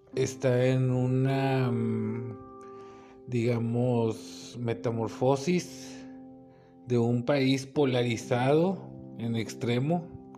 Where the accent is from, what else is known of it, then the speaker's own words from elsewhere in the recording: Mexico; Yo también soy mexicano